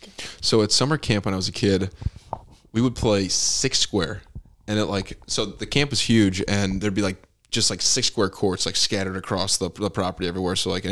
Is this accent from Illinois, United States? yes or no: yes; Bartlett, Illinois, United States; I grew up in Bartlett, but I went to a private school.